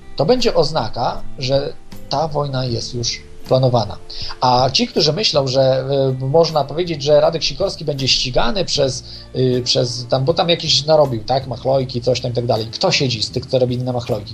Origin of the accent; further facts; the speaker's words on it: Poland; jednym z trzech dziennikarzy polskich